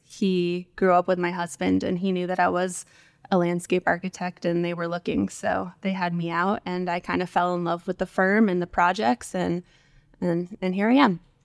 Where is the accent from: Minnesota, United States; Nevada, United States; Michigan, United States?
Nevada, United States; right outside of Las Vegas, where the Hoover Dam is; now in Austin, United States; I grew up in the West, uh, kind of right outside of Las Vegas, um, where the Hoover Dam is